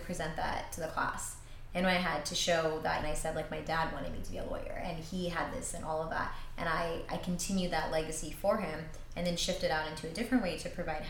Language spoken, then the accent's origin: English; Northern California, United States; moved away as an adult; in university, when I was far away from NorCal